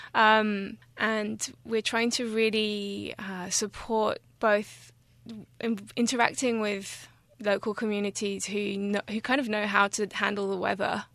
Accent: France; moved away; also born or lived in England / Australia / Taiwan; I was born in England and I grew up in France, and I've lived on and off in Australia, become Australian recently, in fact.

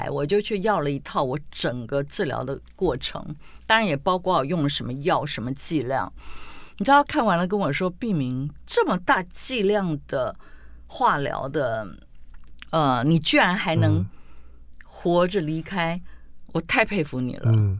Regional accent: Tainan, Taiwan; 包括我们台南人最爱的虱目鱼，

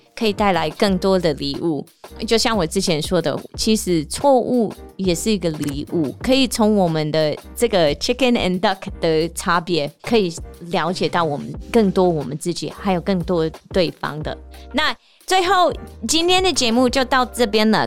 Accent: Seattle, Washington, United States; Chinese is a second language; moved away as an adult; now in Taiwan; 台湾的速度跟我家乡西雅图那边的速度是不一样

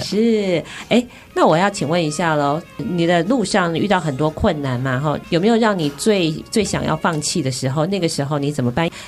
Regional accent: Taiwan; 因为我从小在台湾长大嘛

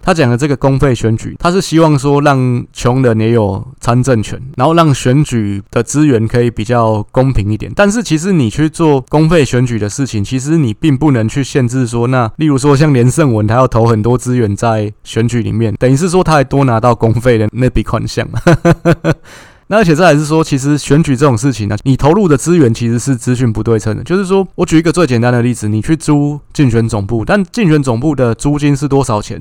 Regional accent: Taipei, Taiwan; 台北市五选区就是我的故乡

